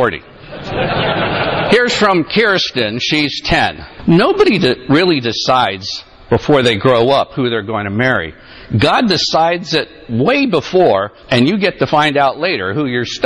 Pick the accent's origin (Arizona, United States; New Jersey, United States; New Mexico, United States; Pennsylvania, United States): Pennsylvania, United States; Allentown; moved away; I'm a native of Pennsylvania. I was born in Sacred Heart Hospital in Allentown, Pennsylvania